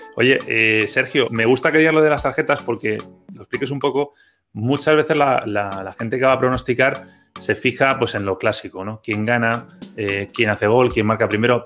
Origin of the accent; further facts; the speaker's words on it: Spain; los que somos de España